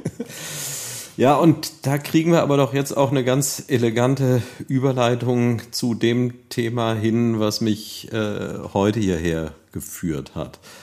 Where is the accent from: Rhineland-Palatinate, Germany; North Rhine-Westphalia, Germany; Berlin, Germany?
Rhineland-Palatinate, Germany; Neuwied; ich bin ja hier in Neuwied aufgewachsen